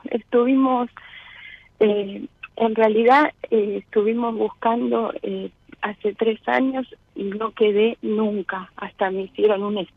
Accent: Liniers, Buenos Aires, Argentina; De Liniers.

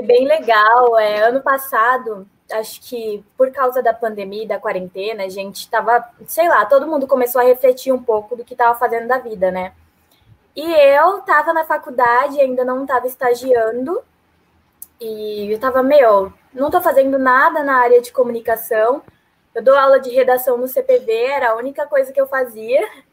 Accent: São Paulo, Brazil; moved away as an adult; now in Londrina, Brazil; eu sou de São Paulo

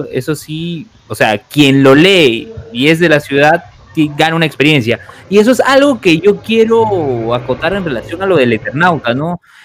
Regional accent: Lima, Peru; somos de Lima, Perú

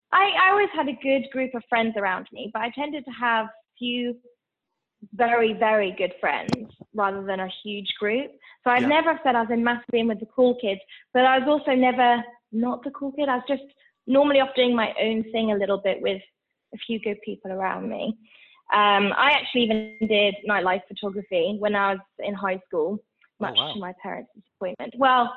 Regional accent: Switzerland; So I was actually born and raised in Switzerland, but both my parents are British. They're actually from the Northeast. Not that I think you can tell from my accent.

